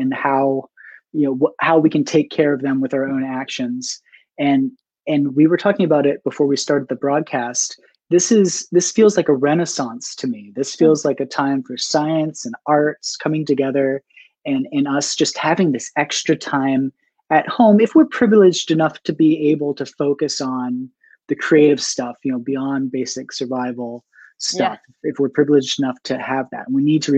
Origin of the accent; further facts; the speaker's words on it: New Hampshire, United States; now in Baltimore, United States; I'm from Baltimore, originally New Hampshire